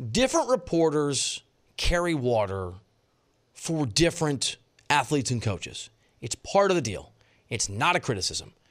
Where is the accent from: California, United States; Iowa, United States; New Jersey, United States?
Iowa, United States; I'm from Iowa.